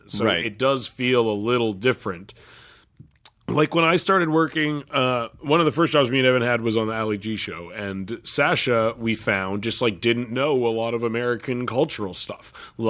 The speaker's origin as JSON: {"language": "English", "country": "Canada", "tie": "born or raised there", "said": "Like Monty Python is just like on a lot when you're growing up in Canada."}